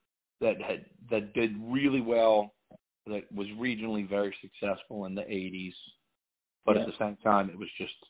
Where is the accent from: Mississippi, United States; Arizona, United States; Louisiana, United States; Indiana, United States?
Louisiana, United States; New Orleans; growing up in New Orleans